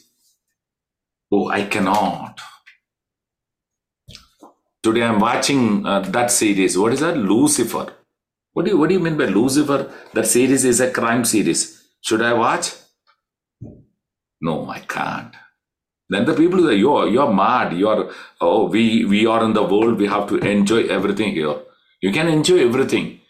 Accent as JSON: {"language": "English", "region": "Kerala", "country": "India", "said": "We are from Kerala"}